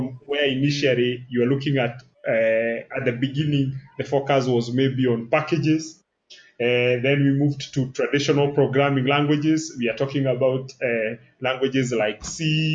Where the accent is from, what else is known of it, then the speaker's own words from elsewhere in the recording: Kijabe, Kiambu County, Kenya; I was brought up in Kijabi